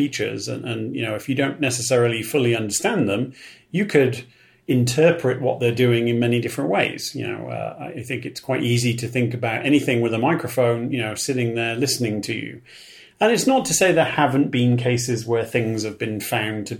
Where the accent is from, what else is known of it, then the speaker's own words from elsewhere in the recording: United Kingdom; I'm from Britain.